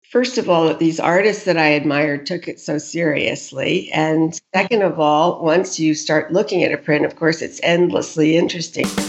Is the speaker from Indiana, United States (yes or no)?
no; suburbs of New York, New Jersey, United States; I grew up in the suburbs of New York, um, in New Jersey, in a community very near the beach